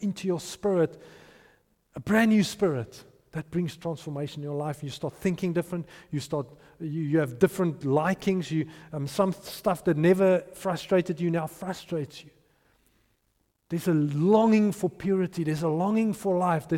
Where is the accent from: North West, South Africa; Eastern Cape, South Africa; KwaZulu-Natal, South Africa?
North West, South Africa; Potchefstroom; I grew up in Potchefstroom.